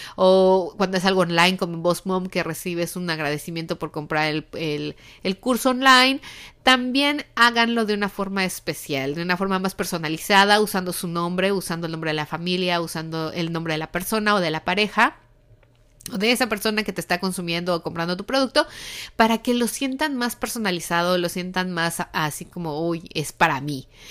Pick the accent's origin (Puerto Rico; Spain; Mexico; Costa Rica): Mexico; now in United States; en México nosotros no tenemos esta tradición, pero desde que llegamos aquí a Estados Unidos, bueno, como dicen en mi país